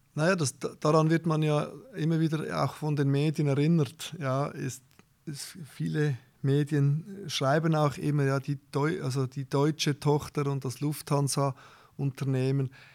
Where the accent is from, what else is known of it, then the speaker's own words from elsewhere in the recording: Zurich, Switzerland; ich bin natürlich geboren in Zürich, äh, habe meine Ausbildung gemacht